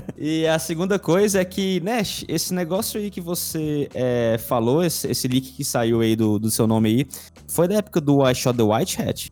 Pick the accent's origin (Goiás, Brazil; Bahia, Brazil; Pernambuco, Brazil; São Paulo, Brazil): Goiás, Brazil; Goiânia; eu, cara, nasci lá